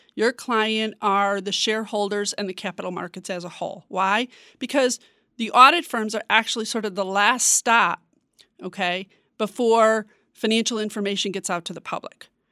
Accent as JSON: {"language": "English", "town": "Chicago", "region": "Illinois", "country": "United States", "moved": "as an adult", "lives_now": "Washington, D.C., United States", "said": "I'm originally from Chicago. I've been here in Washington for almost five years."}